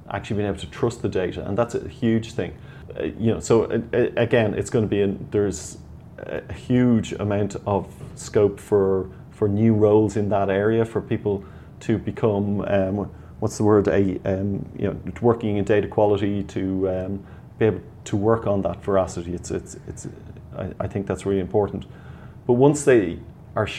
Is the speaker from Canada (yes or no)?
no; Ireland